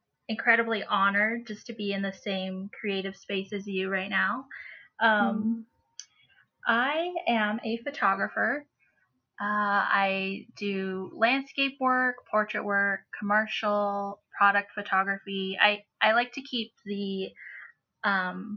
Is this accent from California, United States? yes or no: no; Cortez, Colorado, United States; I've lived here all my life